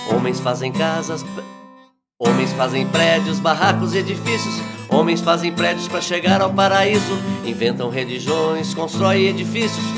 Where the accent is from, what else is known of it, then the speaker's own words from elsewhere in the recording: Varginha, Minas Gerais, Brazil; eu sou de Varginha